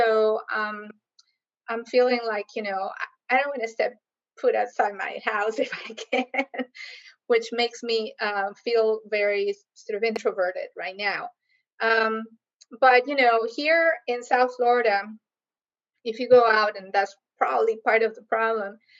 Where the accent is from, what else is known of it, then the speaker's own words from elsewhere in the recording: Costa Rica; moved away as an adult; also born or lived in Kansas, United States; now in Miami, United States; I came to the U.S. as a student from Costa Rica, so the U.S. is my second home. Been here now longer than I actually lived in my own country, because I came here at 18